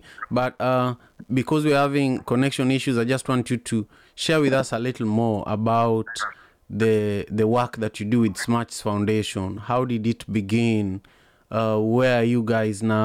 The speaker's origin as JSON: {"language": "English", "town": "Kisumu", "region": "Kisumu County", "country": "Kenya", "tie": "born or raised there", "said": "I grew up in Kisumu in Manyata"}